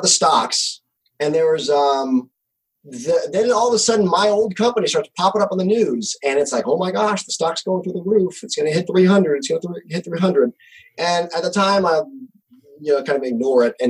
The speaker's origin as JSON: {"language": "English", "region": "Missouri", "country": "United States", "tie": "born or raised there", "also_born_or_lived": "California", "moved": "as an adult", "said": "I actually moved away from California back to my home state of Missouri."}